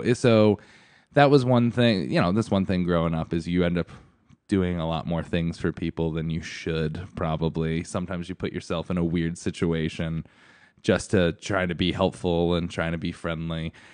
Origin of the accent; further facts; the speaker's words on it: Stratford, Connecticut, United States; I grew up in Stratford, Connecticut